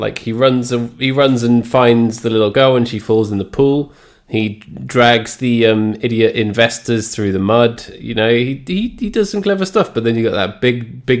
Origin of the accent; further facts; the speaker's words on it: England, United Kingdom; Because I say St. Bernard because yes. I am English.